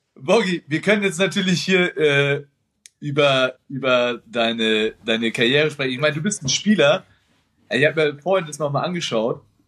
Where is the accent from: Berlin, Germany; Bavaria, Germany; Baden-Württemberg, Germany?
Bavaria, Germany; Nuremberg; für mich als Nürnberger